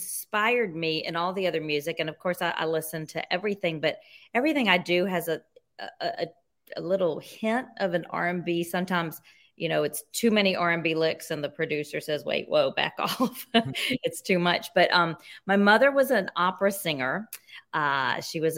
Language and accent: English; Jackson, Mississippi, United States; I grew up in Mississippi, in Jackson, Mississippi.